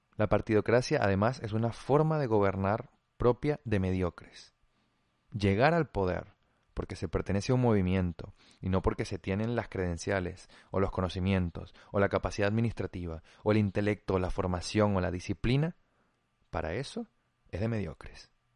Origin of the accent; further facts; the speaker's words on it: Venezuela; como venezolanos